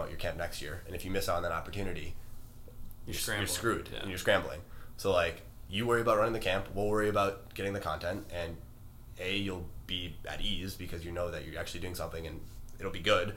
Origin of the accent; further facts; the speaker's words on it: Wisconsin, United States; in Wisconsin, like where I'm from, at my school